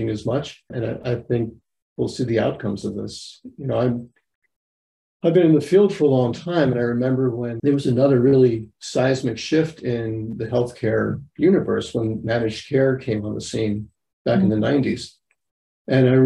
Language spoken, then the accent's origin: English; New York, United States; I'm from New York